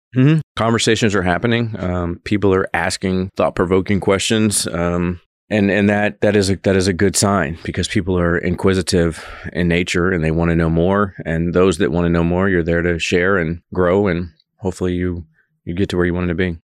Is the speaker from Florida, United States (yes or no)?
no; Georgia, United States; moved away as an adult; now in Manhattan, Kansas, United States; If you're coming from somewhere like myself, the South